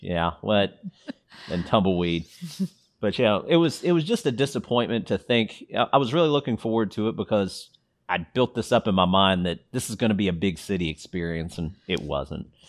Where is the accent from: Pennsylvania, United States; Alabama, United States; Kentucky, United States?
Kentucky, United States; Louisville; we grew up in Louisville